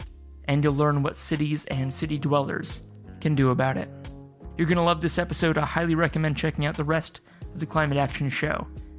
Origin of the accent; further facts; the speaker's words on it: Waihi, Waikato, New Zealand; who operate the Martha Mine in my hometown of Waihee, Aotearoa, New Zealand